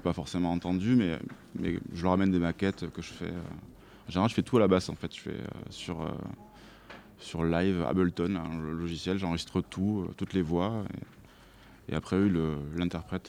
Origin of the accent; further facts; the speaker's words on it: Toulouse, Occitania, France; j'ai grandi à Toulouse, tout ça. Je suis vraiment plus toulousain, on va dire, du sud, du sud-ouest